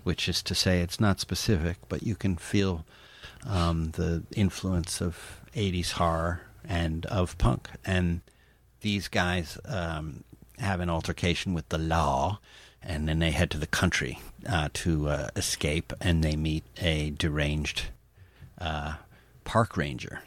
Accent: East Coast, United States; my hometown here in, uh, the East Coast.

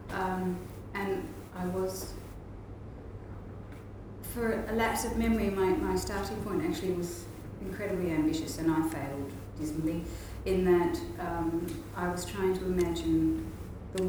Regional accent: Australia; moved away as an adult; also born or lived in Indonesia / Amsterdam, Netherlands / Hamburg, Germany; now in Netherlands; I grew up in Australia, probably very Australian

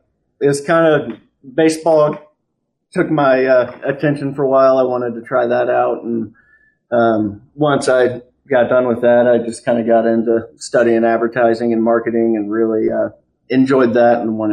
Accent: Wichita, Kansas, United States; also born or lived in Tulsa, Oklahoma; now in Kansas City, United States; I grew up in Wichita, Kansas

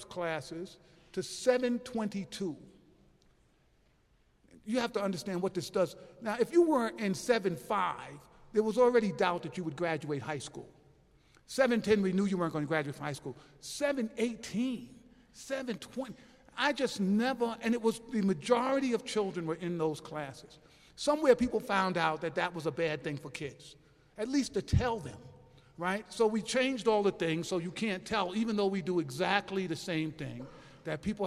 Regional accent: New York City, New York, United States; I'm from New York City

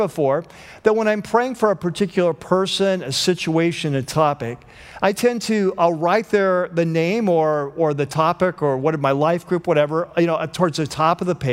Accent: United States; as American Christians

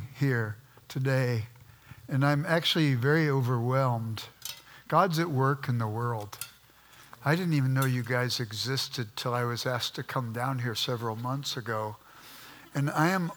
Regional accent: Los Angeles, California, United States; moved away as an adult; now in Midwest, United States; I grew up in South Central Los Angeles, and we were sort of poor

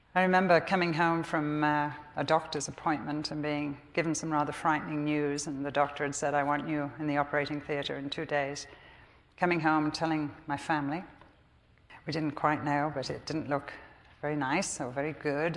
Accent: England, United Kingdom; I'm English.

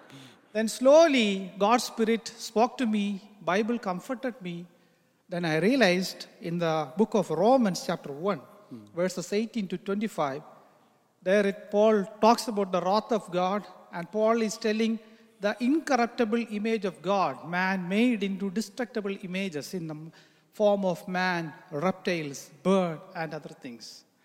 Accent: Kerala, India; first language Malayalam; English is a second language; Then I got a Gideon's red colored small New Testament in my mother tongue in Malayalam.

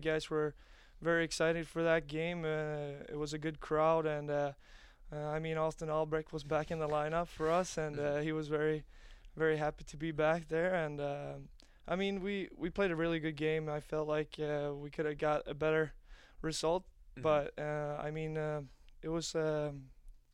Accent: Gothenburg, Västra Götaland, Sweden; moved away as an adult; also born or lived in Omaha, United States; now in United States; It's my hometown team

